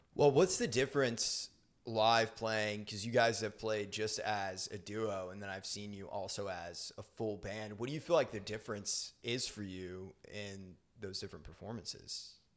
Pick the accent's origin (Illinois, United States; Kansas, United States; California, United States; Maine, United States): Maine, United States; now in Nashville, United States; I'm from Maine